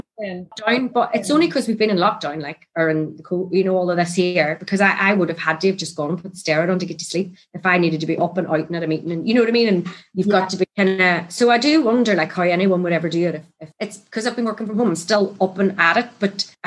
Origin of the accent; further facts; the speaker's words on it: Northern Ireland, United Kingdom; moved away as an adult; I come over from Ireland